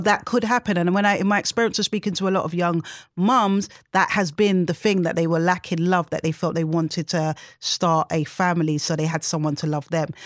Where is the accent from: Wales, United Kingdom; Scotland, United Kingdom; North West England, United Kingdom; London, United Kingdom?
London, United Kingdom; I was born and raised in Tottenham, South London